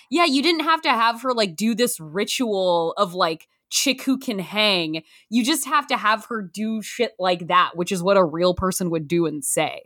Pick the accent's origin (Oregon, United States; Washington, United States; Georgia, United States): Oregon, United States; Canby; moved away; we are from Canby, Oregon, twenty-two miles south of Portland